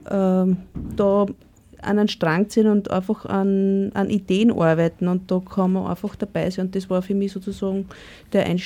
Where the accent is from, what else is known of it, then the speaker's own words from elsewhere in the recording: Upper Austria, Austria; Naja, ich komme aus dem Müllviertel und bin auf einem Bauernhof aufgewachsen.